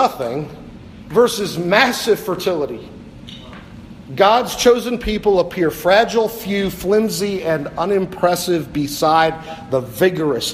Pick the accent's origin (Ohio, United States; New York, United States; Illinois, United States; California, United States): Ohio, United States; Cleveland; I was from Cleveland, Ohio